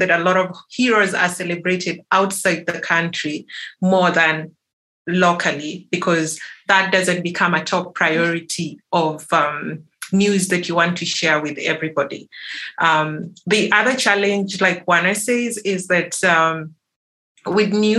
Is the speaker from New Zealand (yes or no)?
no; Kenya; I'm coming from Kenya